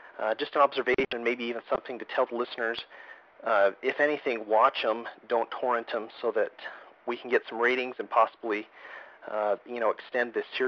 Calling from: Syracuse, Utah, United States; I'm calling from Syracuse, Utah.

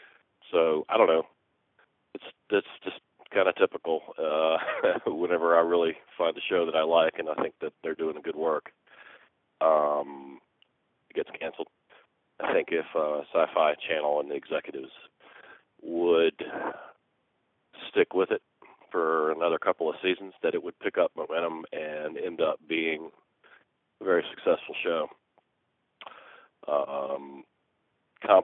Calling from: Atlanta, Georgia, United States; I'm calling from Atlanta, Georgia.

